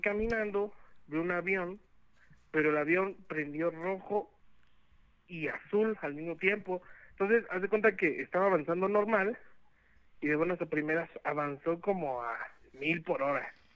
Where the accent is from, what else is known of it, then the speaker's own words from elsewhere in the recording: Toluca, State of Mexico, Mexico; yo soy del Estado de México, de las tierras prometidas de la Domex, Toluquita